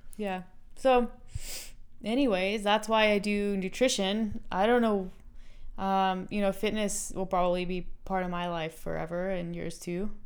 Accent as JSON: {"language": "English", "country": "United States", "moved": "yes", "said": "I'm American"}